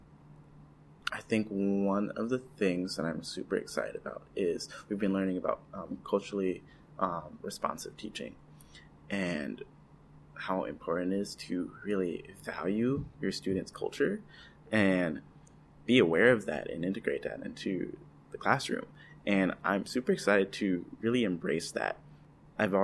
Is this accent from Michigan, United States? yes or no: yes; Pontiac, Michigan, United States; now in Stockton, United States; I grew up in Pontiac, Michigan, north of Detroit